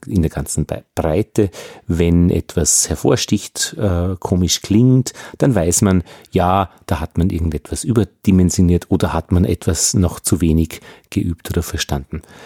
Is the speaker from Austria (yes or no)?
yes; Austria; als Österreicher